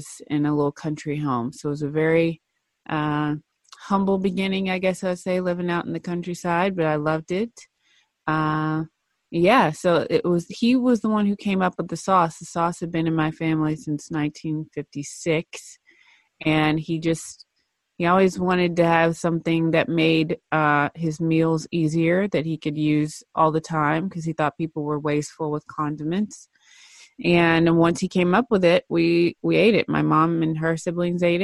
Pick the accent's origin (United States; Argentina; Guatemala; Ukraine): United States; Cookeville, Tennessee; I'm from Tennessee originally, born and raised